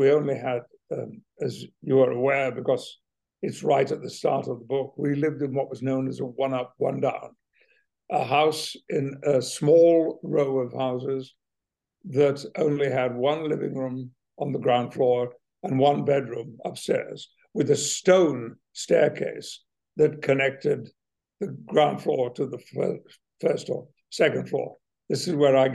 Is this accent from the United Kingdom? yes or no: yes; West Riding of Yorkshire, Yorkshire and the Humber, United Kingdom; moved away as an adult; now in United States; where I grew up in the West Riding of Yorkshire